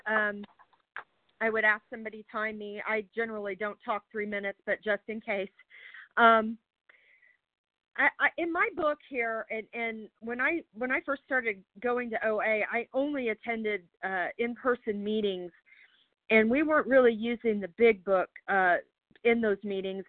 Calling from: Charlottesville, Virginia, United States; I'm calling from Charlottesville, Virginia

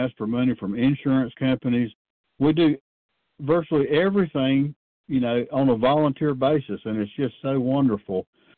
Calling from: North Carolina, United States; I'm a compulsive overeater, and I'm calling from North Carolina.

